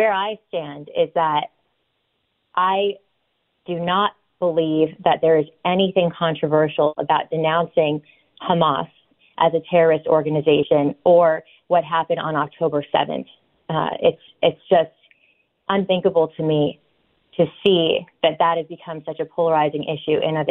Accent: California, United States; I was born and raised in California

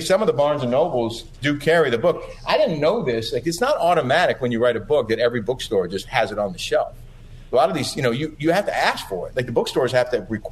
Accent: New York City, New York, United States; this was all happening in my hometown

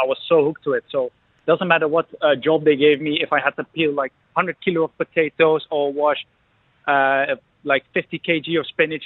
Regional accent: hometown with Kasteel Engelenburg, Gelderland, Netherlands; a massive castle in my hometown

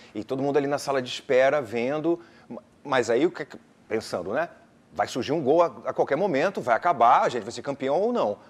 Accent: Pernambuco, Brazil; moved away; also born or lived in Rio de Janeiro; Eu sou pernambucano, né? Eu me mudei para o Rio de Janeiro em 91

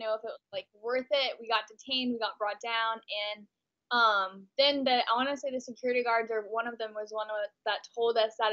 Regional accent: Texas, United States; moved away as an adult; now in Los Angeles, United States; I'm from a really, really conservative small town in Texas

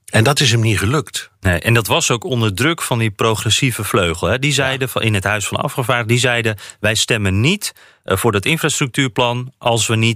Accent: Netherlands; now in Washington, United States; wij als Nederlander

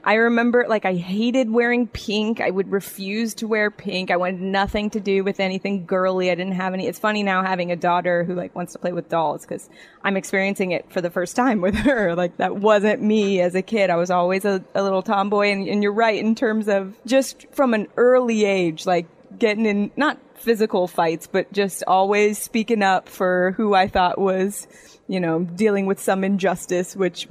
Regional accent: Phoenix, Arizona, United States; it started in inner city Phoenix

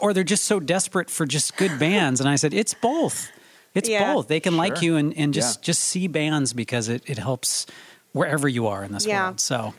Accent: Sioux City, Iowa, United States; I'm from Sioux City, Iowa.

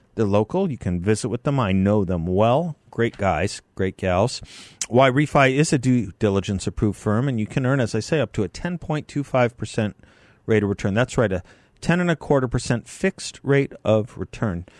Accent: Scottsdale, Arizona, United States; I grew up in the Scottsdale area.

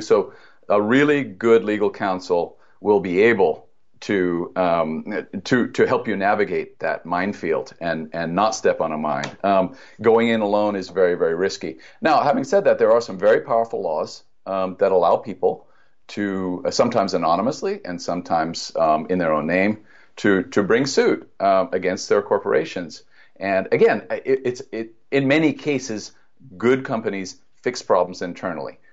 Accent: United States; We, as American citizens

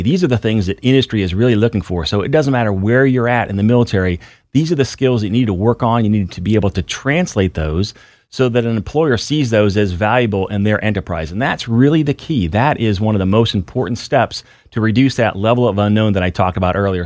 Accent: Findlay, Ohio, United States; moved away as an adult; I was actually, uh, raised in a little city northwest Ohio, so I joined the Air Force from Findlay, Ohio

